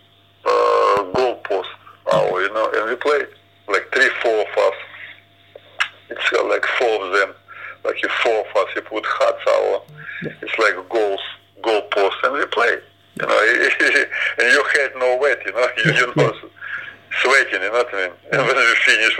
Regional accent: Ukraine; English is a second language; moved away as an adult; also born or lived in Ipswich, England; I was born in Ukraine. It's Sea of Azov

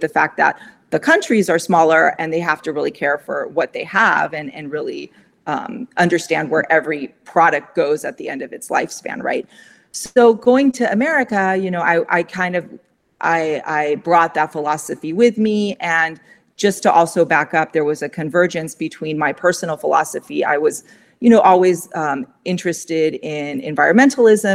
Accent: Pasadena, California, United States; I grew up in Pasadena

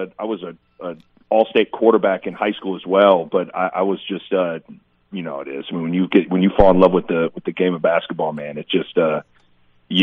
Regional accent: Lincoln, Nebraska, United States; So, I grew up across the street from Frank Solich.

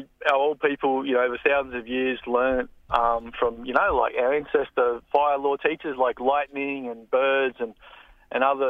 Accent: Australia; also born or lived in Blue Mountains; I grew up on Bunjalung country

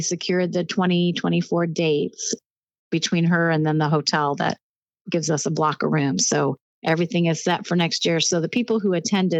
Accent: Anaheim, California, United States; moved away as an adult; also born or lived in Fullerton, California / high desert, California; now in Ohio, United States; I was actually born and raised in Southern California

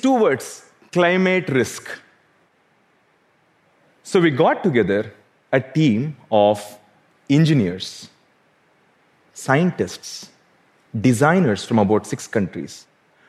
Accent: South India, India; Growing up in South India

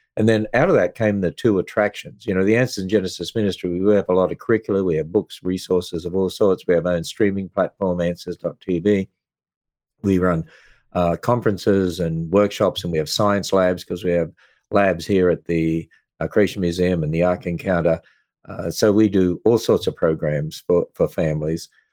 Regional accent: Queensland, Australia; moved away; I was brought up in Australia, which is a fairly pagan country

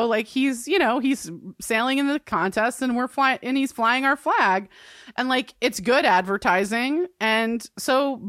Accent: Ireland; I'm an Irish woman with whiskey, and that is a combination.

